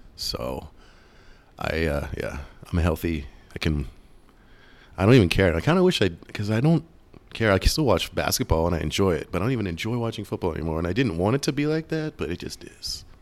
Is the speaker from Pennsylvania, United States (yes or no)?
yes; Pittsburgh, Pennsylvania, United States; moved away; I am from Pittsburgh, so born and raised Steelers fan.